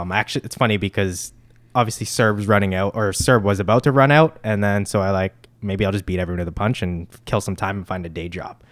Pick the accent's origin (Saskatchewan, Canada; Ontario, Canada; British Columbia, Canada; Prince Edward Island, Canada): Ontario, Canada; Mississauga; growing up in Port Credit